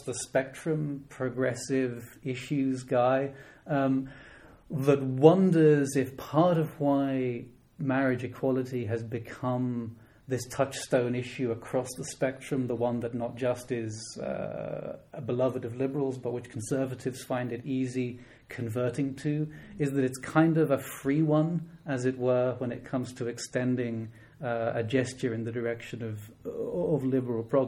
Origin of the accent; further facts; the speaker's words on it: Dublin, Leinster, Ireland; moved away; I'm from Dublin originally